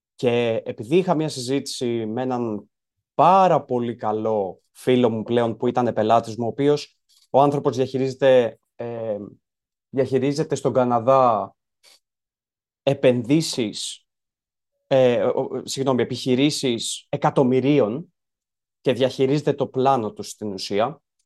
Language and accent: Greek; Greece; born or raised there